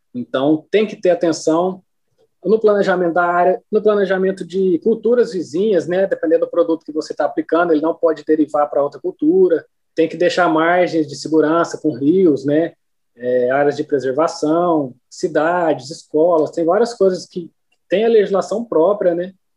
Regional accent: Uberlândia, Minas Gerais, Brazil; also born or lived in Guarda-Mor, Minas Gerais; sou de Uberlândia, Minas Gerais, né? Nascido e criado em Uberlândia

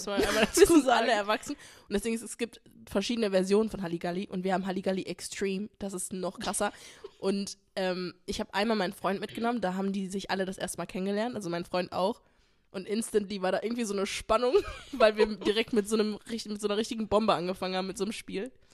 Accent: Essen, North Rhine-Westphalia, Germany; wir kommen aus Essen

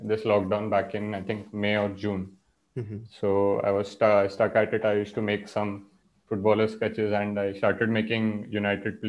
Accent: Mumbai, Maharashtra, India; also born or lived in Pilani; I come from Mumbai

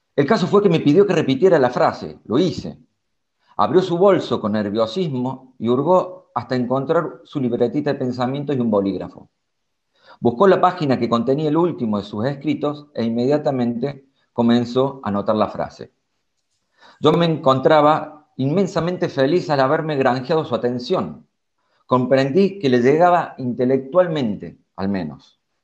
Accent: Córdoba, Argentina; moved away as an adult; now in Berlin, Germany; yo soy de Córdoba, Argentina

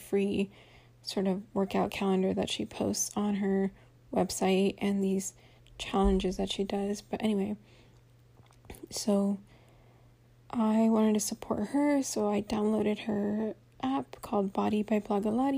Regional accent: Central Valley of California, United States; moved away; I grew up in the Central Valley of California

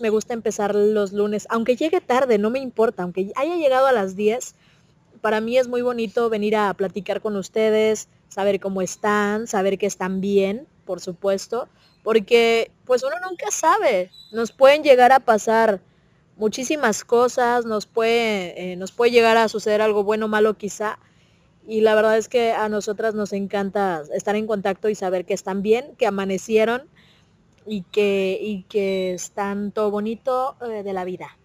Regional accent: Monterrey, Nuevo León, Mexico; acá en Monterrey decíamos a por

